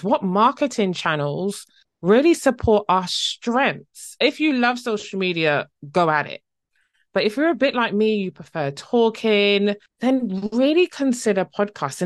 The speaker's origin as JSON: {"language": "English", "country": "Barbados", "moved": "yes", "lives_now": "Essex, United Kingdom", "said": "originally from the lovely island Barbados in the Caribbean, but now living in the U K"}